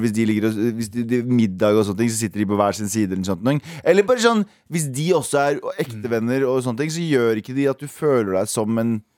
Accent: Mysen, Østfold, Norway; vokste jeg opp i Mysen

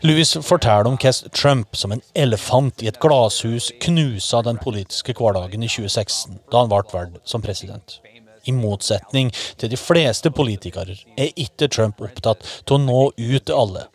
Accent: Norway; sjøl som nordmann

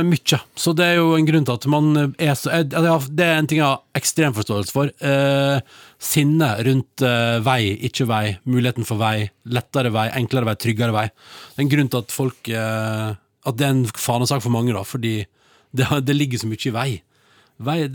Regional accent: Eastern Norway, Norway; jeg er fra Østlandet.

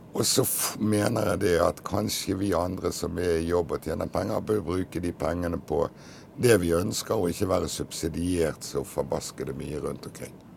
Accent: Bergen, Vestland, Norway; Jeg er jo født bergenser og har jo vært det hele mitt liv

